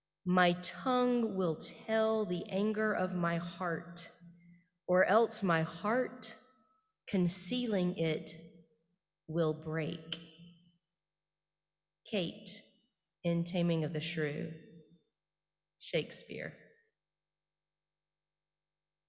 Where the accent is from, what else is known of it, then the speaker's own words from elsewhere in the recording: the South, United States; I am Baptist from the South.